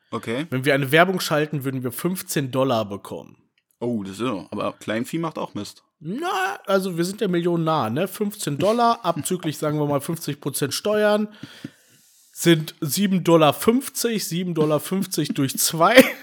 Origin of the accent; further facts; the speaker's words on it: Berlin, Germany; also ich fühle mich immer noch irgendwie als Berliner.